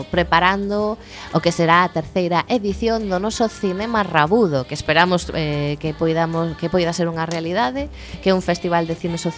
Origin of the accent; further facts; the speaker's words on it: Galicia, Spain; porque somos galegos e galegas, hai, non todos, pero estamos en Galicia